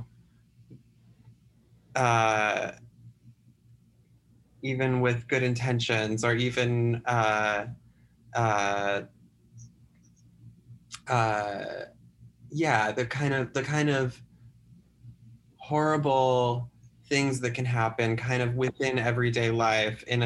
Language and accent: English; the Midwestern United States, United States; I grew up in the Midwestern United States